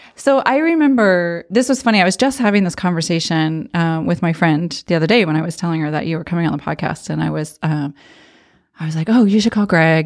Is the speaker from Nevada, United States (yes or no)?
no; Arizona, United States; moved away; I grew up in Arizona, so we had pools in every